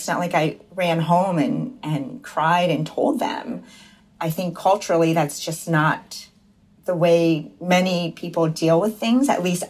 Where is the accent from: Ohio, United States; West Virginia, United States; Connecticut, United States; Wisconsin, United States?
West Virginia, United States; Buchanan; In Buchanan, yeah, population less than 6,000. It was really hard, actually